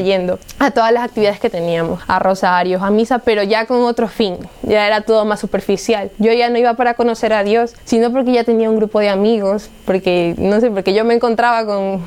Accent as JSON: {"language": "Spanish", "town": "Guayaquil", "region": "Guayas", "country": "Ecuador", "said": "soy de Ecuador, de la ciudad de Guayaquil y tengo 20 años"}